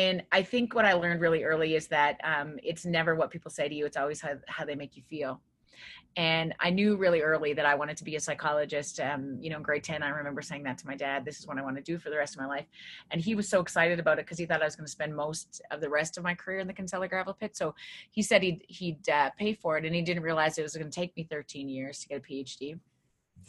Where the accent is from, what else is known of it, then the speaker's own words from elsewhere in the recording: Viking, Alberta, Canada; moved away as an adult; also born or lived in Regina, Saskatchewan; I grew up in this small town in Viking